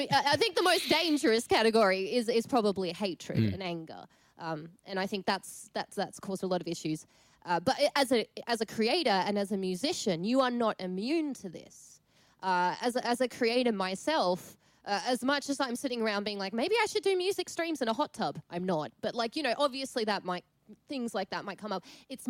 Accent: Hungary; born there; but I come from a European background. So I was born in Hungary, and I have a Hungarian mum, obviously.

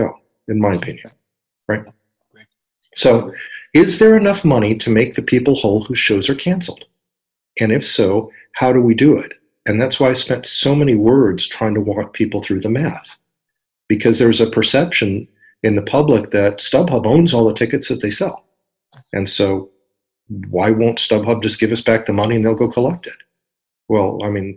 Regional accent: San Diego, California, United States; here in my hometown of San Diego

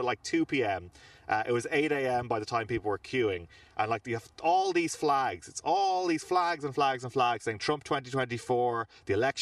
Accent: Ireland; we're Irish

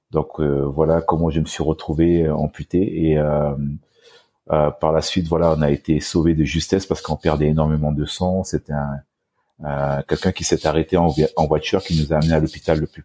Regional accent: French Guiana, France; j'ai été victime d'un accident de voiture donc familial à l'âge de 4 ans donc euh, chez moi en Guyane française.

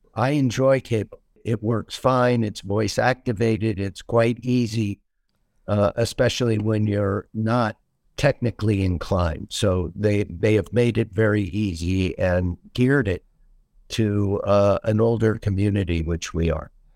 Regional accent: Seattle, Washington, United States; moved away as an adult; now in Naples, United States; I was born and raised in Seattle, Washington

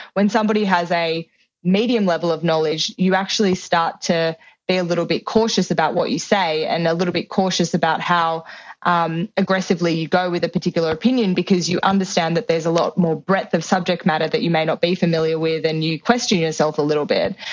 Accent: Sydney, New South Wales, Australia; moved away; I grew up in Sydney, Australia. I grew up in the inner west.

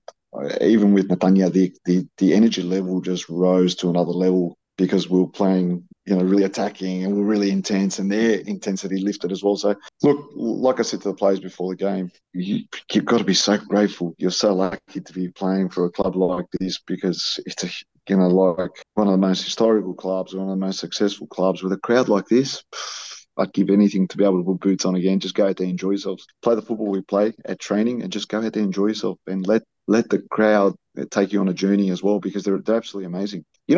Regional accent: Melbourne, Victoria, Australia; born there; I might be a Melbournean. I was born in Melbourne, but all my sons, all four of them were born in South Australia, in Adelaide.

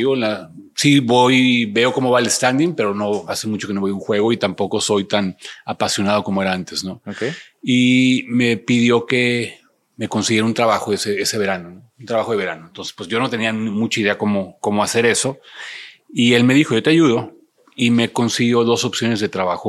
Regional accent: Ensenada, Baja California, Mexico; moved away; also born or lived in Monterrey; Yo soy de Ensenada, Ensenada, Baja California

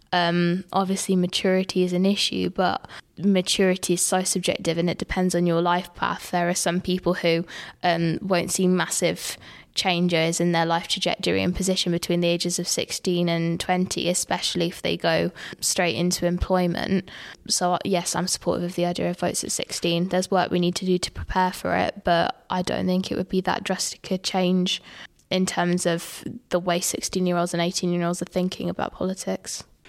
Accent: Peterborough, East of England, United Kingdom; I'm from Alton and Woodstone

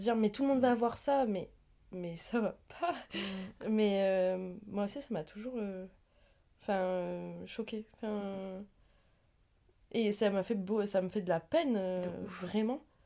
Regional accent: the South of France, France; je viens du Sud

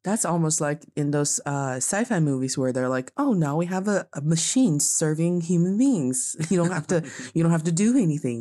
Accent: Changchun, Jilin, China; now in Beijing, China; my hometown

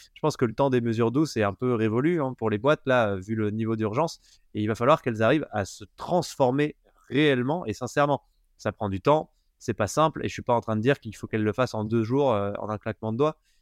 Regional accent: Haut-Doubs, Bourgogne-Franche-Comté, France; Je viens d'un petit village euh, de 200 habitants euh, dans le haut budget

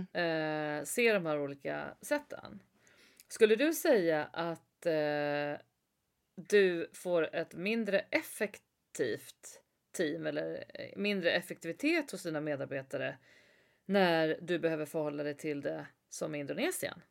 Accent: Sweden; som svensk

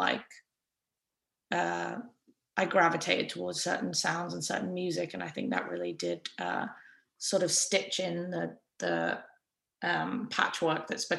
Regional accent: England, United Kingdom; just because I'm English, there's like a little bit of … in like a couple of the songs

